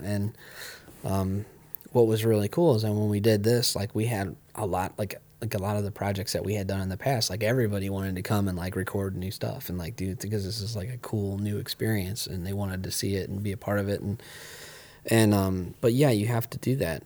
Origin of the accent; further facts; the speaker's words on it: Ohio, United States; I grew up here and I like, you know, I feel like it's my home